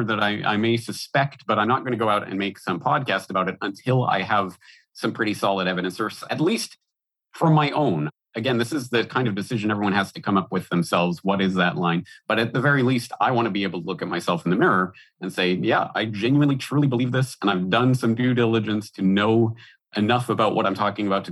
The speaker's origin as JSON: {"language": "English", "region": "Alberta", "country": "Canada", "tie": "born or raised there", "also_born_or_lived": "Ireland", "moved": "as an adult", "lives_now": "Japan", "said": "I'm Canadian by birth, born and raised in Alberta, Canada."}